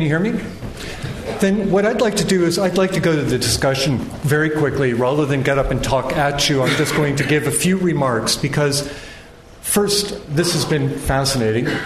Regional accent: United States; I'm an American citizen

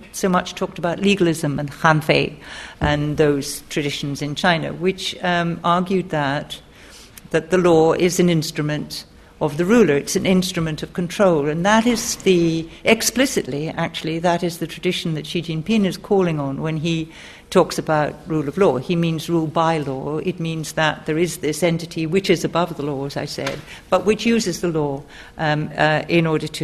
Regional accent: Scotland, United Kingdom; I'm from Scotland

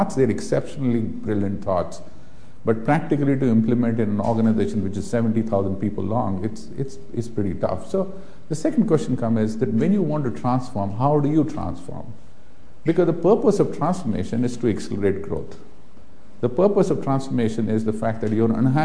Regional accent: India; I have been born and brought up in India

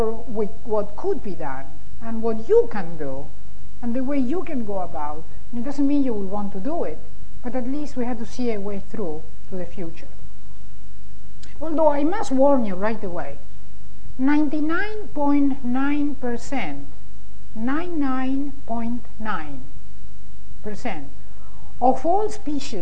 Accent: Argentina; moved away; I am originally from Argentina

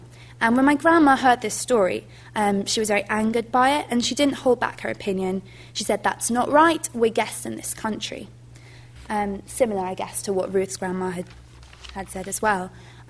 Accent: London, United Kingdom; I've been brought up as an Orthodox Jew. I'm observant, and I come from a very kind of Jewish part of Northwest London, so I'm very much involved in the community.

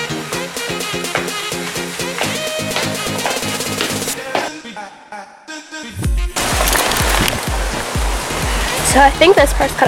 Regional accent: United States; accent: American; moved away as an adult; now in London, United Kingdom; I'm from the States. I'm a general course student, so as you may have been able to tell from my accent, I am American

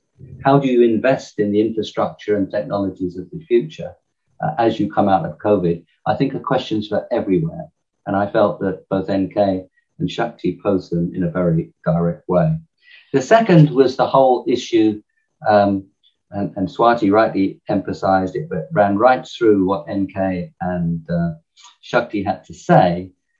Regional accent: England, United Kingdom; accent: English; in my English accent

